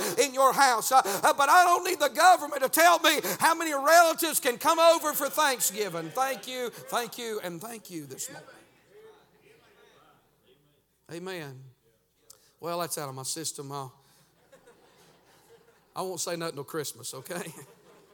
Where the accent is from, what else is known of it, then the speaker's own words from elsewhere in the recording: United States; our rights as American